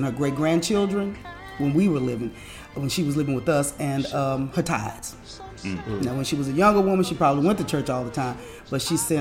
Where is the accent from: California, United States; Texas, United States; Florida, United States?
Texas, United States; Flatonia; now in Houston, United States; Most people know me as a country girl because I grew up in Flatonia, Texas, well, at least until I was 10 years old, and came here to the big city